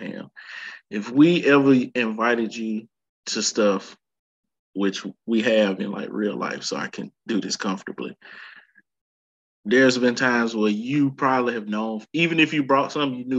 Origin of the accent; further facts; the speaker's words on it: Alabama, United States; now in Michigan, United States; I live in Michigan. I'm from Alabama